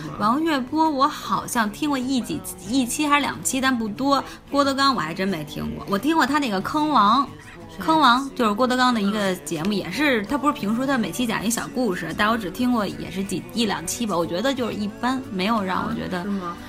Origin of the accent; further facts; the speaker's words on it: Beijing, China; 作为北京人